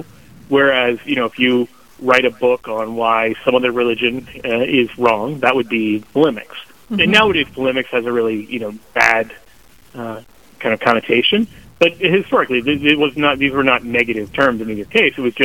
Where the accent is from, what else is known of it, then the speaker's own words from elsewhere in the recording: Kansas City, Missouri, United States; I grew up here in Kansas City